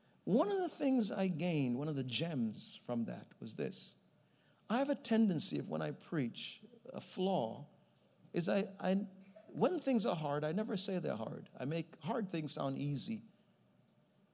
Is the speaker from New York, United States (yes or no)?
yes; New York City, New York, United States; I grew up in New York City